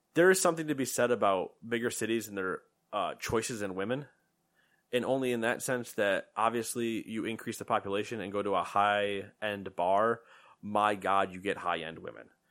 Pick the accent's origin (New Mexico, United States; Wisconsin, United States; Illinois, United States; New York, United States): New York, United States; "Where are you from?" We're like, "New York."